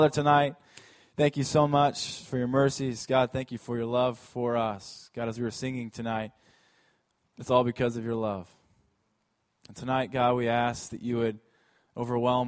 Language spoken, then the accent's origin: English; Alaska, United States; born or raised there